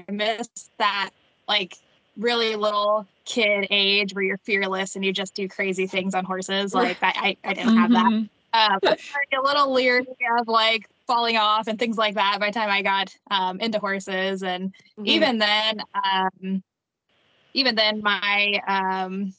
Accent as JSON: {"language": "English", "town": "San Antonio", "region": "Texas", "country": "United States", "tie": "born or raised there", "said": "I grew up in San Antonio"}